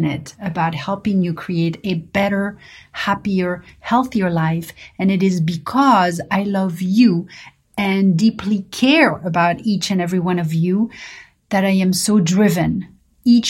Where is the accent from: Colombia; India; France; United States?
France; Paris, Île-de-France; growing up in Paris